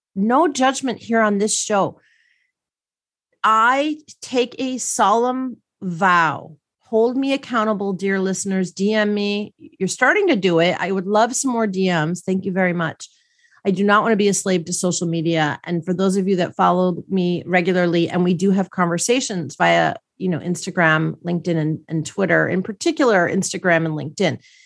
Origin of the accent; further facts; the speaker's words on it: Milwaukee, Wisconsin, United States; I grew up in Milwaukee, Wisconsin